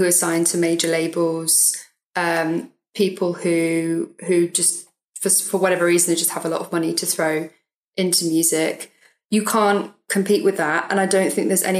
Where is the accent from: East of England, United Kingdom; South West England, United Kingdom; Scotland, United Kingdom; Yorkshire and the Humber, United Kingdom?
South West England, United Kingdom; Swindon; also born or lived in Brighton; now in London, United Kingdom; I grew up in Swindon, so around by like Bristol, southwest area.